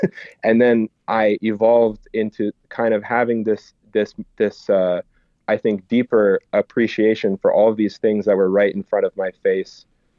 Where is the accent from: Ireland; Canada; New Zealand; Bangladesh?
Canada; it's about a American tradition that I like grew up with as growing up in Canada